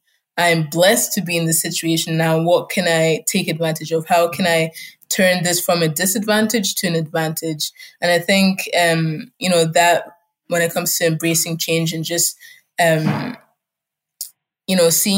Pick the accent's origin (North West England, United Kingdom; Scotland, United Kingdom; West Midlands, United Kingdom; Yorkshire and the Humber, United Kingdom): Scotland, United Kingdom; first language German; English is a second language; also born or lived in Germany; I'm in Germany. German was my first language. I was going to kindergarten. I had my friends and some family there until, you know, 6 years later, my dad was like, oh, now we're relocating to Scotland in the UK.